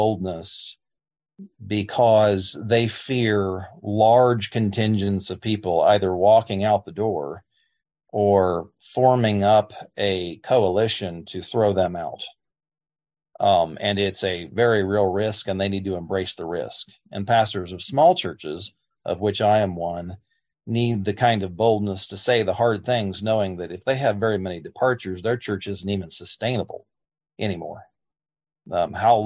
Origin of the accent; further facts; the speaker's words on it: United States; As American Christians